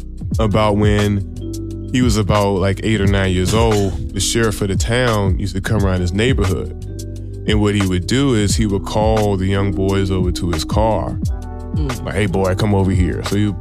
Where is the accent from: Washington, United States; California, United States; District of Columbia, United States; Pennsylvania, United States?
District of Columbia, United States; Washington; I grew up in Southeast DC.